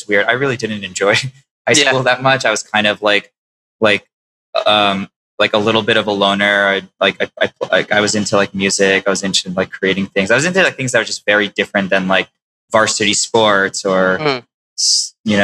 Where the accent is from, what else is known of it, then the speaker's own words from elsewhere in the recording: New York City, New York, United States; also born or lived in Long Island; I grew up in Queens